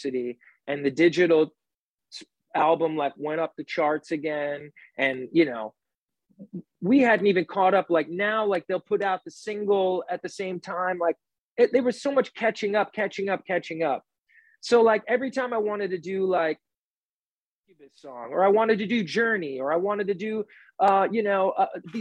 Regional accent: New York, United States; I'm from New York

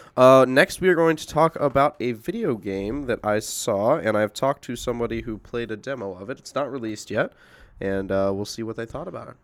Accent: Indianapolis, Indiana, United States; moved away; I'm originally from Indianapolis

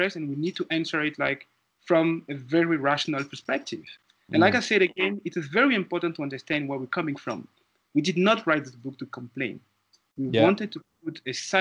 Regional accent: Côte d’Ivoire; moved away as an adult; now in South Africa; I am from Ivory Coast

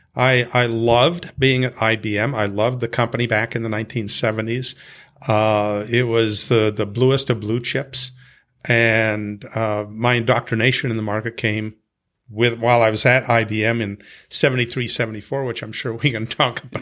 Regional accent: Montana, United States; I grew up in Montana

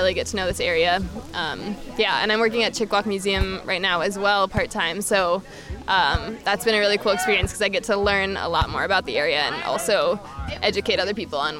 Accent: St. Paul, Minnesota, United States; now in Minneapolis, United States; I am originally from St. Paul, Minnesota

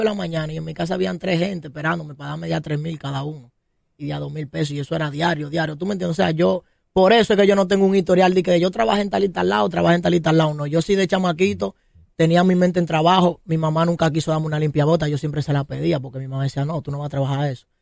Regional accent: Santo Domingo, Distrito Nacional, Dominican Republic; yo soy de aquí de Los Ríos

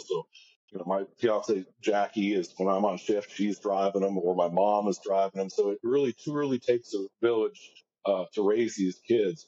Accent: Cincinnati, Ohio, United States; now in St. Augustine, United States; my hometown team, Cincinnati

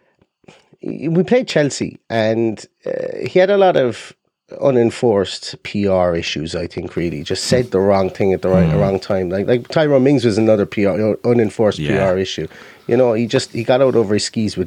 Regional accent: Ireland; accent: Irish; as you can probably guess by my accent, I'm Irish

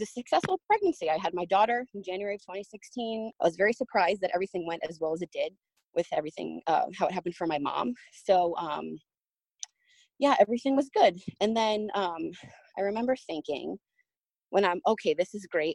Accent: New Jersey, United States; moved away as an adult; now in Orlando, United States; I'm originally from New Jersey, but um, when I was almost 19, I moved down to Orlando, Florida to work at Disney World

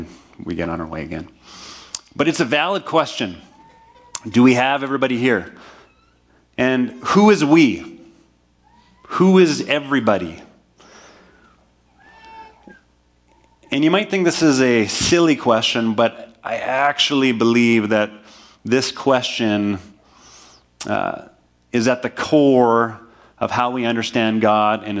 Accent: Manitoba, Canada; moved away; back to my hometown in Manitoba

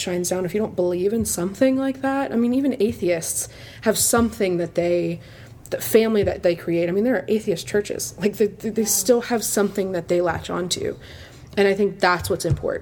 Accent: Pensacola, Florida, United States; the pastor that I grew up with here in Pensacola

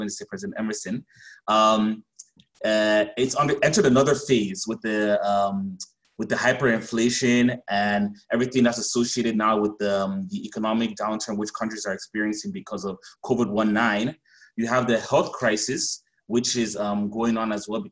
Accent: Cameroon; also born or lived in South Africa; now in Cape Town, South Africa; I am originally from Cameroon, so I have West and Central African insight

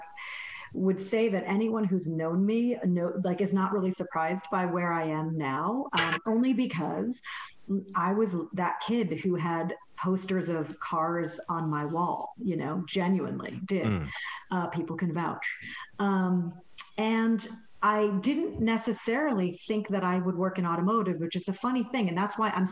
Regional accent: Connecticut, United States; I grew up in Connecticut. I'm from New England

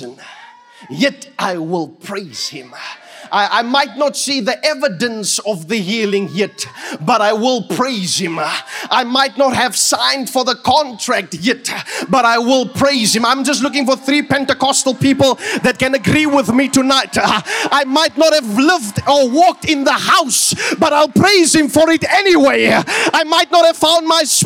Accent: Fraserburg, Northern Cape, South Africa; moved away; when I grew up in Fraserburg

